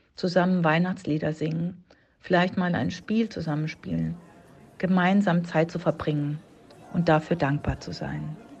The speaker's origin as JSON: {"language": "German", "region": "Baden-Württemberg", "country": "Germany", "also_born_or_lived": "Berlin", "moved": "yes", "said": "im Badischen ist das, da wo ich herkomme"}